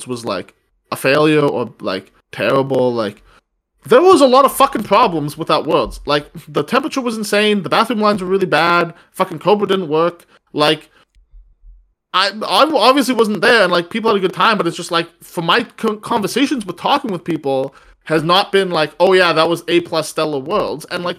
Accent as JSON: {"language": "English", "country": "Canada", "said": "as a Canadian"}